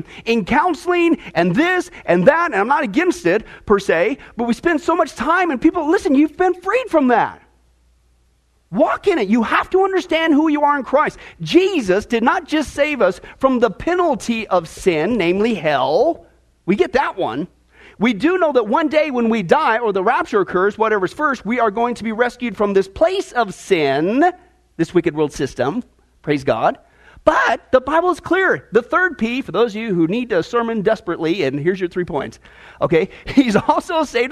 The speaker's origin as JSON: {"language": "English", "region": "Midwest", "country": "United States", "tie": "born or raised there", "also_born_or_lived": "Nebraska", "moved": "yes", "said": "When I lived in Nebraska, growing up in the Midwest, for a couple of years, I got into wrestling"}